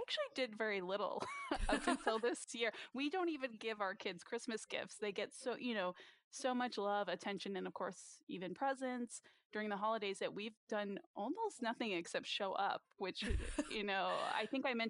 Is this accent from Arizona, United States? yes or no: no; Virginia, United States; In Virginia.